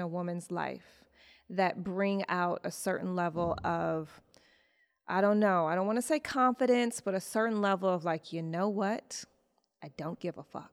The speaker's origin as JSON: {"language": "English", "town": "Detroit", "region": "Michigan", "country": "United States", "said": "I'm from Detroit."}